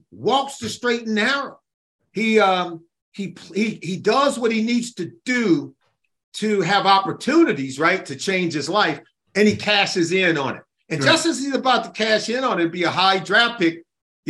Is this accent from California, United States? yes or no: yes; Compton, California, United States; I grew up in Compton, California.